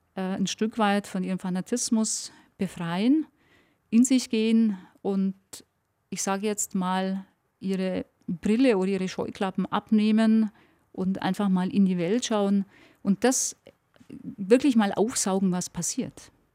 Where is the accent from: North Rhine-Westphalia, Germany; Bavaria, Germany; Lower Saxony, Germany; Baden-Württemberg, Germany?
Bavaria, Germany; Allgäu; ich liebe meine Heimat, ich bin dort aufgewachsen